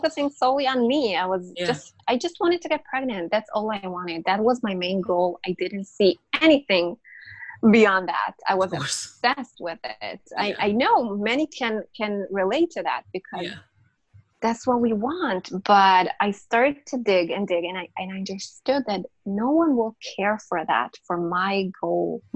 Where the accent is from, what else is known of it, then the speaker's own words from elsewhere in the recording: Israel; I'm from Israel.